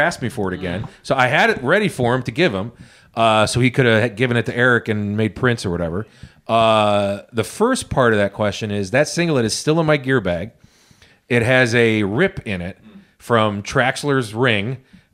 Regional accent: United States; I'm an American

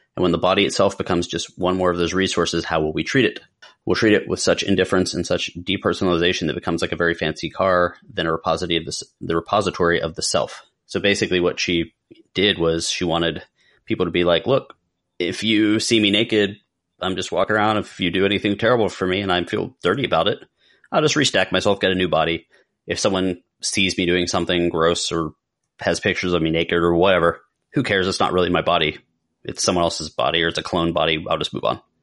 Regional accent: Pennsylvania, United States; Growing up in Pennsylvania

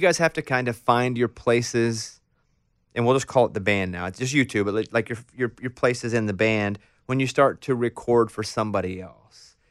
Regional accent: Arkansas, United States; I grew up in Arkansas, in a r, very rural town in Arkansas.

